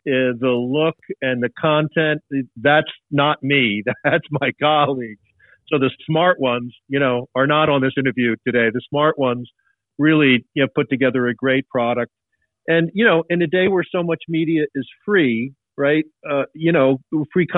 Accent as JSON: {"language": "English", "area": "Long Island", "region": "New York", "country": "United States", "tie": "born or raised there", "said": "I grew up on Long Island."}